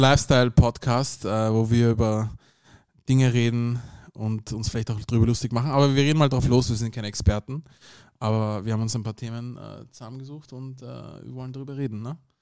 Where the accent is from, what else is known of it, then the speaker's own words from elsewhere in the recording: Vienna, Austria; Beide meine Eltern sind aus dem Sudan, aber ich bin hier in Wien geboren und aufgewachsen